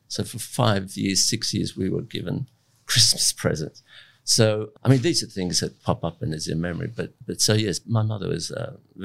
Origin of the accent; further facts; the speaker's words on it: Abruzzo, Italy; moved away; I was born in Italy in the mountains of Abruzzo, which is pristine forests and alpine mountains and in a little village.